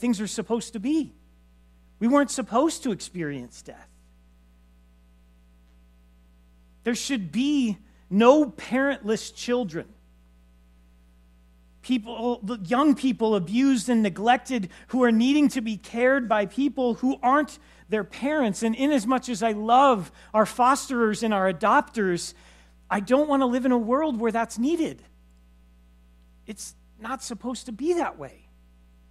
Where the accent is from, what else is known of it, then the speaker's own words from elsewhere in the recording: Los Angeles, California, United States; moved away; I grew up in Los Angeles